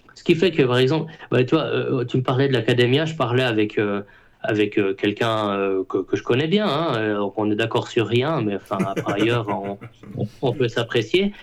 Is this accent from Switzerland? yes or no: yes; Switzerland; je suis suisse